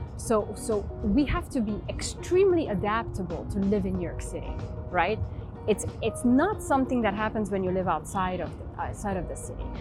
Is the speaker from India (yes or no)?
no; Transylvania, Romania; moved away; I was born in Romania, in Transylvania, in the, in the mountains